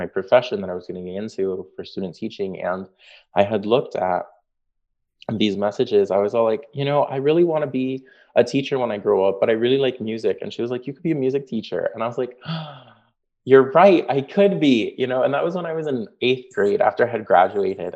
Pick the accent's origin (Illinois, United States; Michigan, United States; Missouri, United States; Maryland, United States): Illinois, United States; Chicago; also born or lived in Northfield, Minnesota; I grew up in Logan Square, Chicago, which is where I currently teach